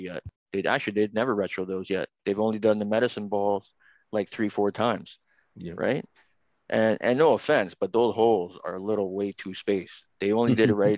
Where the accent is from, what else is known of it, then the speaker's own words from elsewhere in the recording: Toronto, Ontario, Canada; my parents decide that they're going to move me from downtown to Scarborough